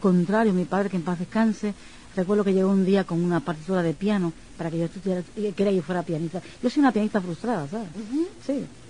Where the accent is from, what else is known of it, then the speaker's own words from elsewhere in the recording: Naguabo, Puerto Rico; now in New York, United States; soy de Puerto Rico, de un pueblo que se llama Naguabo